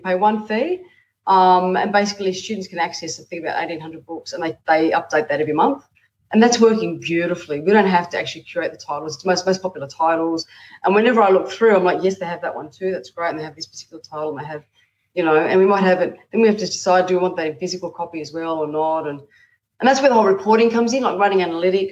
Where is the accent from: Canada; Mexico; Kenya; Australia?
Australia; being an Australian